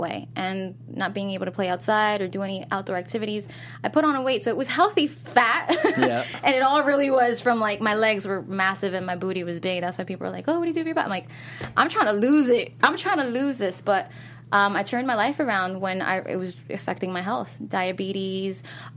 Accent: Newark, New Jersey, United States; I grew up in Pennington Courts, Newark, New Jersey.

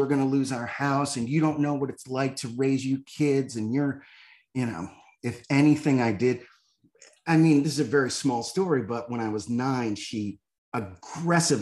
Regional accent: Northeast, United States; I grew up in the Northeast in a blue collar neighborhood

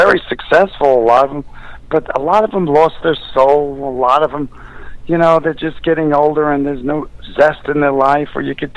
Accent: New York City, New York, United States; I grew up in New York

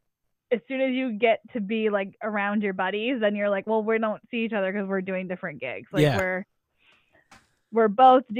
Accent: Syracuse, New York, United States; now in Boston, United States; I grew up right outside of Syracuse, New York

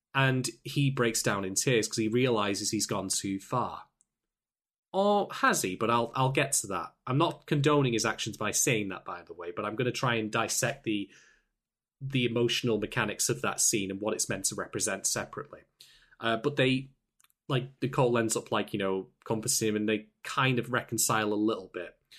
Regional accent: United Kingdom; I'm from the United Kingdom

